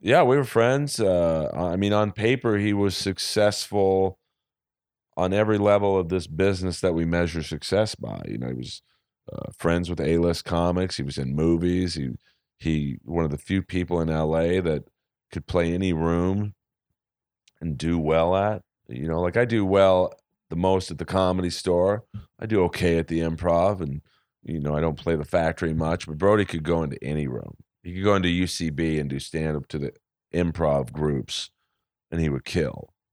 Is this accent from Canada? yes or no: no; Bel Air, United States; I grew up in Bel Air